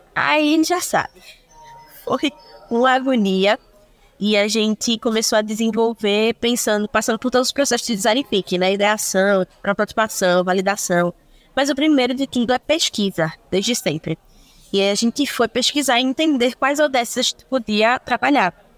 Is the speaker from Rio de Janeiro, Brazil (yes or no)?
no; Recife, Pernambuco, Brazil; sou de Recife, estou e pretendo permanecer por mais algum tempo